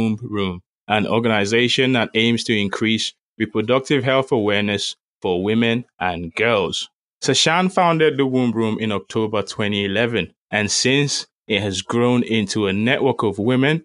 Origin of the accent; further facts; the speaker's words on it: Nigeria; I'm Nigerian as well